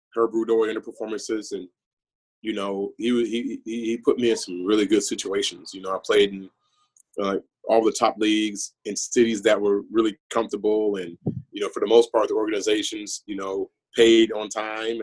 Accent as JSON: {"language": "English", "town": "Chicago", "region": "Illinois", "country": "United States", "tie": "born or raised there", "moved": "yes", "said": "growing up in the Illinois, Chicagoland area"}